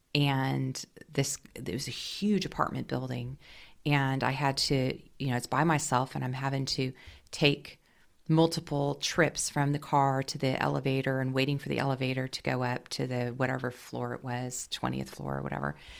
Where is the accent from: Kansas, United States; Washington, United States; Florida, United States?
Washington, United States; moved away as an adult; also born or lived in New York City; where I was from where I was raised in the Northwest in Washington State